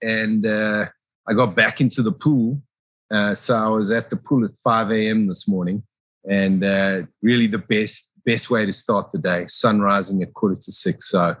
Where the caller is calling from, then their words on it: Johannesburg, Gauteng, South Africa; Calling out of Johannesburg in South Africa.